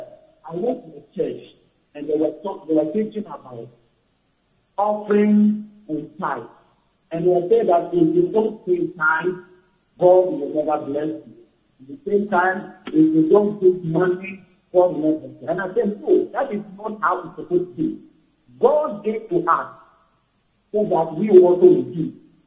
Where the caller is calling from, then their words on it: Ghana; I am calling from Ghana.